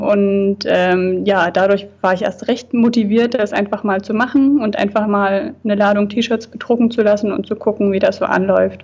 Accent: Thuringia, Germany; moved away as an adult; now in Hamburg, Germany; der Kleinstadt, da wo ich herkomme

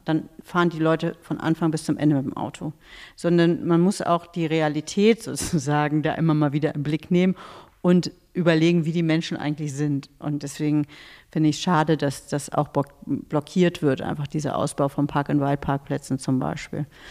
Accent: near Göttingen, Lower Saxony, Germany; es ist ein sehr ländlicher Raum, aus dem ich komme, aus der Nähe von Göttingen

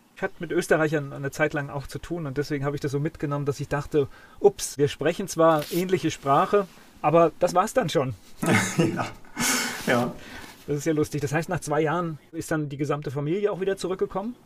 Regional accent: Kamen, North Rhine-Westphalia, Germany; ich komme ja aus Kamen gebürtig

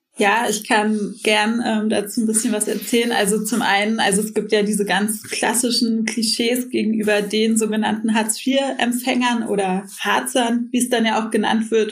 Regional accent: Berlin, Germany; ich bin in Kreuzberg aufgewachsen

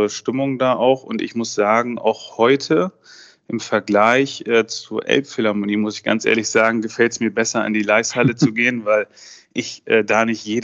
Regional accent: Mecklenburg-Vorpommern, Germany; Äh, Kaspar David Friedrich natürlich kommt aus meiner Region, wo ich aufgewachsen bin, Vorpommern-Rügen.

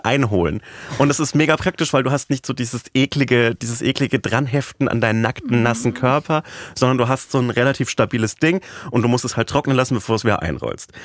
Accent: Upper Franconia, Bavaria, Germany; moved away; in Bayern, in meiner oberfränkischen Heimat

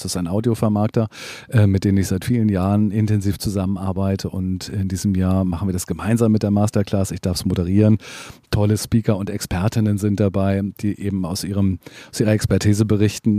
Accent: Hamburg, Germany; ich bin Hamburger

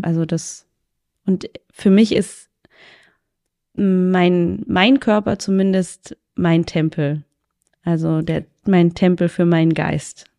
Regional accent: Magdeburg, Saxony-Anhalt, Germany; bin aus Magdeburg

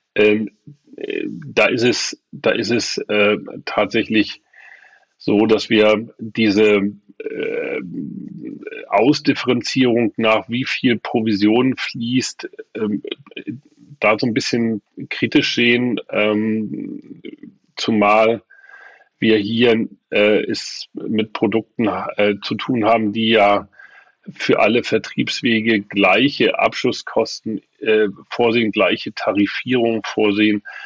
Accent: Hamburg, Germany; now in Rostock, Germany; in meiner Geburtsstadt. Die Heimatstadt ist ja inzwischen Rostock und die Geburtsstadt aber immer noch äh, Hamburg

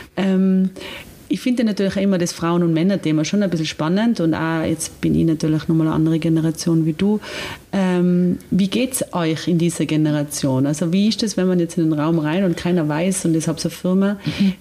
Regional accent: Austria; bei uns in Österreich

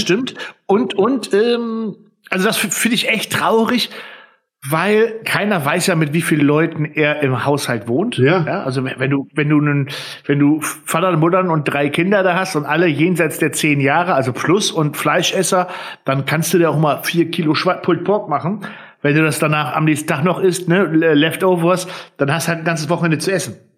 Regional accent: Friesland, Lower Saxony, Germany; bei uns in Friesland

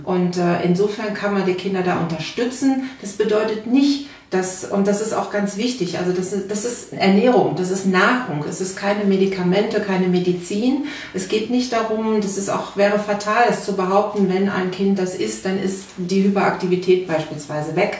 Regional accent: North Rhine-Westphalia, Germany; now in Berlin, Germany; ich bin keine Berlinerin, wie man hört. Ähm, ich komme ursprünglich mal aus Nordrhein-Westfalen

